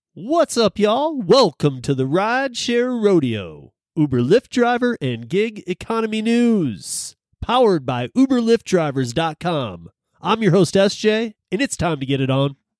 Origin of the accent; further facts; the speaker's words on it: Michigan, United States; moved away; my home state of Michigan